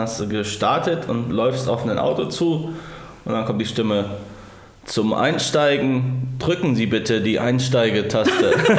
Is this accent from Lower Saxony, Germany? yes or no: no; Thuringia, Germany; ich komme aus Döringen